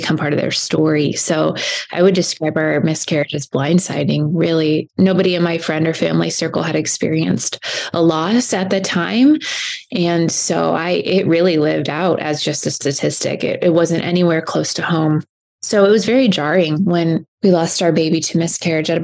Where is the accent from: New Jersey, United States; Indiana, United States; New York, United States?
Indiana, United States; Fort Wayne; now in Southern California, United States; I was born and raised in Fort Wayne, Indiana.